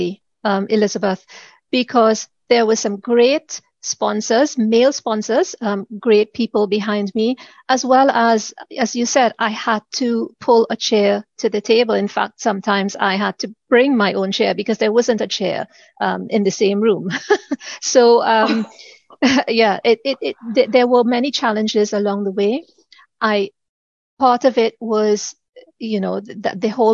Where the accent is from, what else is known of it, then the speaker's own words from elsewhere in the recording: Trinidad & Tobago; moved away as an adult; now in United Kingdom; I am originally from the Caribbean, Trinidad to be exact